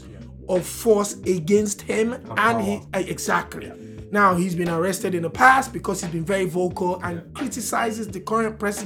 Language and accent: English; Nigeria; as a Nigerian